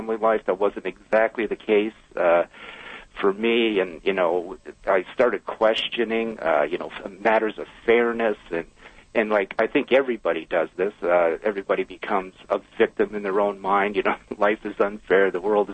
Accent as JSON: {"language": "English", "town": "Brantford", "region": "Ontario", "country": "Canada", "tie": "born or raised there", "said": "I was born and raised in Brantford, Ontario."}